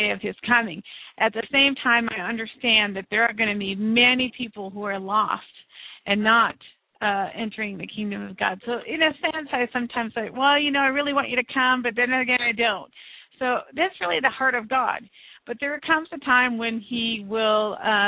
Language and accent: English; United States; I'm speaking as an American from this country